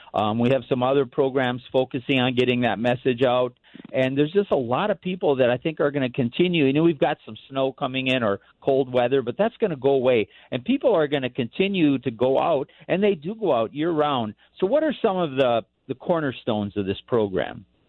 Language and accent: English; Bob Dylan's hometown, Minnesota, United States; now in Colorado, United States; Very well known man from my hometown